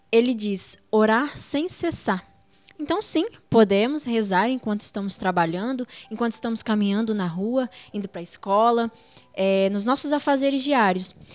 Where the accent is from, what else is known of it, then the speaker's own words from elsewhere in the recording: Muniz Freire, Espírito Santo, Brazil; moved away as an adult; now in Venda Nova do Imigrante, Brazil; eu sou natural de Muniz Freire, mas há 13 anos eu resido em Venda Nova